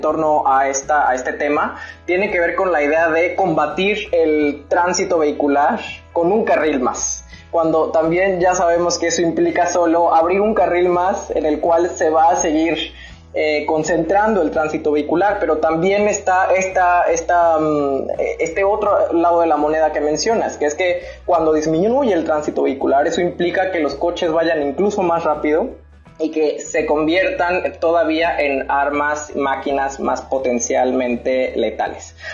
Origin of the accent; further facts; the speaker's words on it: Veracruz, Mexico; also born or lived in Monterrey; soy de Veracruz